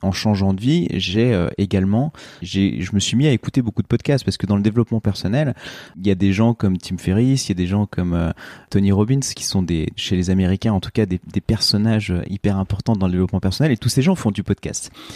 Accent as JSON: {"language": "French", "town": "Oyonnax", "region": "Auvergne-Rhône-Alpes", "country": "France", "tie": "born or raised there", "said": "j'ai grandi à Oyonnax dans l'Ain"}